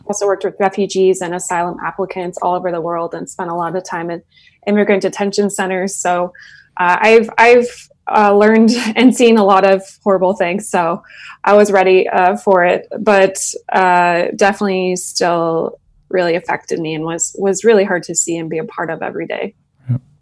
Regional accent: Middleton, Idaho, United States; I grew up in Middleton, Idaho

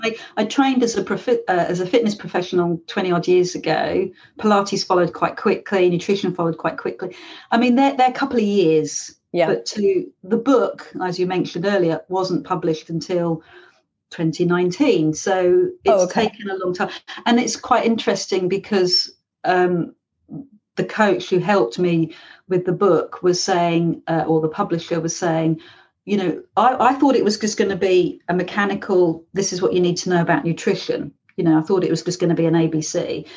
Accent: London, United Kingdom; now in Devon, United Kingdom; I live here, but I'm originally from London

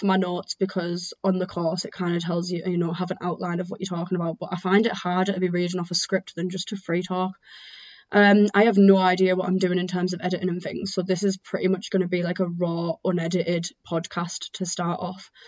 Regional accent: Teesside, North East England, United Kingdom; I am from Teesside.

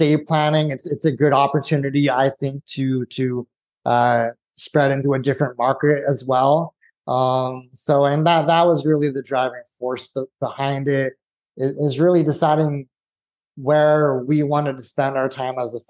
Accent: Santa Clarita, California, United States; moved away as an adult; now in Texas, United States; I grew up in California, lived there my whole life.

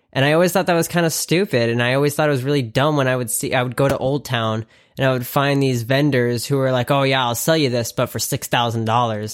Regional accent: the South, United States; now in California, United States; I grew up in the South and, like, the South has manners

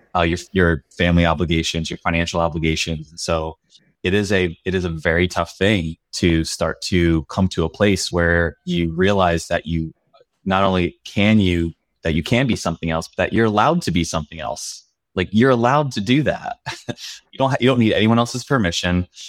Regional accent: Pennsylvania, United States; moved away as an adult; also born or lived in Davis, California; I grew up in Pennsylvania in a really small town in rural Pennsylvania

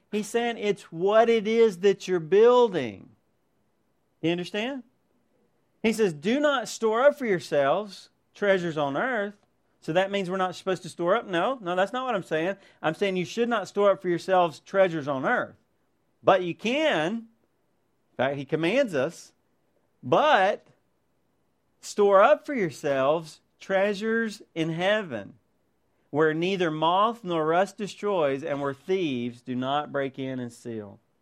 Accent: United States; as American Christians

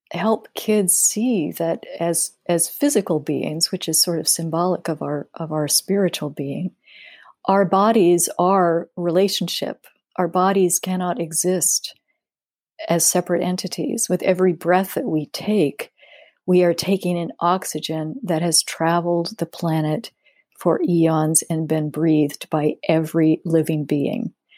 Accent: Denver, Colorado, United States; I grew up in Denver

